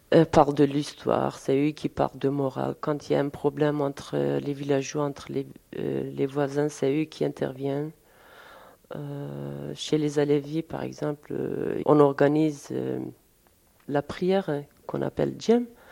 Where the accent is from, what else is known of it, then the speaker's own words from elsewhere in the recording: Turkey; now in Paris, France; Nous, nous sommes euh, de Dersim, de Diyarbakir